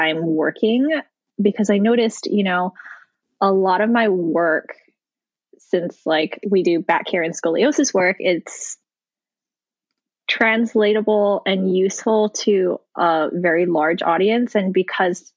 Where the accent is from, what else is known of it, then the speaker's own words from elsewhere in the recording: Hawaii, United States; moved away; also born or lived in New York / Colorado; I grew up in Hawaii where, you know, basically as an Asian person, I am part of the majority